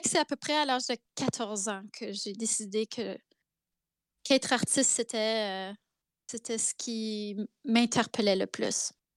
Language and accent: French; Zenon Park, Saskatchewan, Canada; first language French; also born or lived in Carrot River, Saskatchewan; je suis née à la rivière Carotte, en Saskatchewan, Carrot River. Euh, c'est écrit sur mon passeport. Euh, et j'ai vécu toute mon enfance à Zenon Park.